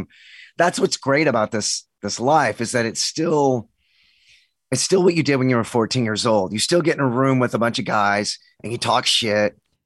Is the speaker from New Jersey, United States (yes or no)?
no; Texas, United States; It's my office, but I'm from Texas. I was born and raised